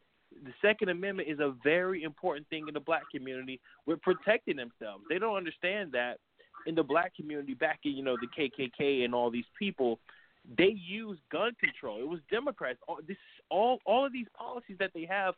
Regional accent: New York City, New York, United States; I'm from New York City

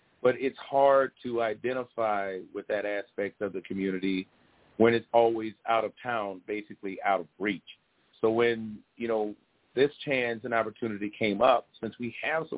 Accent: Kankakee, Illinois, United States; next year we get a show in my hometown

